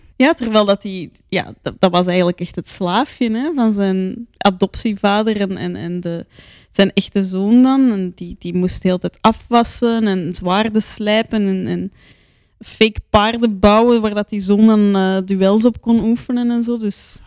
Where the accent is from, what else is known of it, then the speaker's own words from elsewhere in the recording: Antwerp, Flanders, Belgium; ik zeg dat als Antwerpenaar